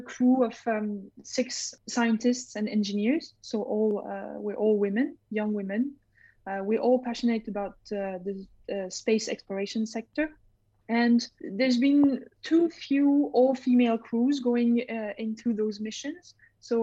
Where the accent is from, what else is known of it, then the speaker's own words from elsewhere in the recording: Switzerland; also born or lived in Strasbourg, France; my family moved to Switzerland. And so I grew up, I spent most of my life in Switzerland.